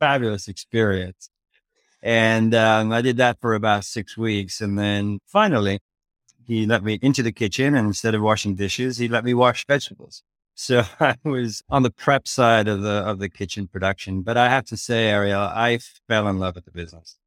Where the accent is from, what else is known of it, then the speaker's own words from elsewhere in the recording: Dublin, Leinster, Ireland; moved away as an adult; also born or lived in London, England; I grew up in Dublin, Ireland